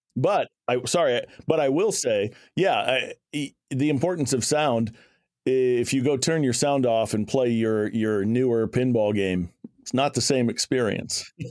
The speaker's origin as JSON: {"language": "English", "area": "near Shreveport", "region": "Louisiana", "country": "United States", "tie": "born or raised there", "said": "I'd go over to Shreveport, which is about a forty-five minute drive from my hometown"}